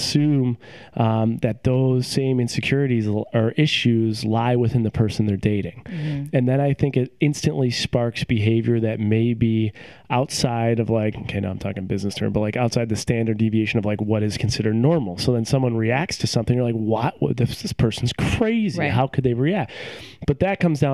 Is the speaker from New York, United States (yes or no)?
yes; Buffalo, New York, United States; moved away as an adult; also born or lived in Rochester / Syracuse / Cleveland; now in Seattle, United States; I grew up in Buffalo.